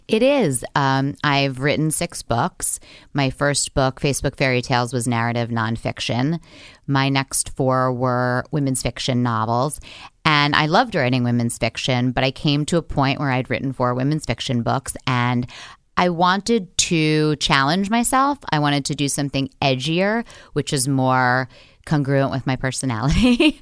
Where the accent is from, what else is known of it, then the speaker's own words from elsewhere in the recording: New York City, New York, United States; I grew up in Manhattan